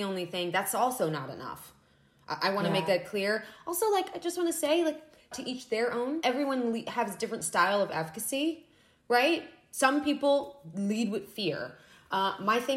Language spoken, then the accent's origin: English; Florida, United States; I grew up in Florida